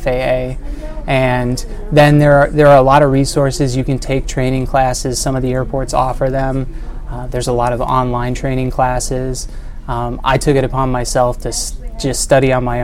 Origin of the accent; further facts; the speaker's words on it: Michigan, United States; also born or lived in Ohio; now in Carmel, United States; I'm originally from Michigan